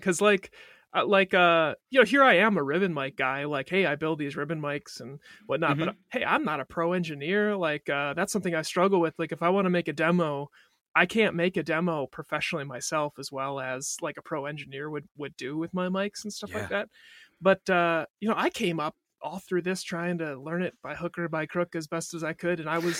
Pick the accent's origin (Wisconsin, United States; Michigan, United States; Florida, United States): Wisconsin, United States; I'm from Wisconsin, but it's a real nice big guitar store.